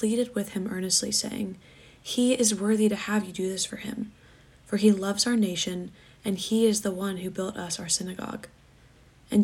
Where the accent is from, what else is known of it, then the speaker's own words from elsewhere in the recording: Atlanta, Georgia, United States; I'm a senior from Atlanta, Georgia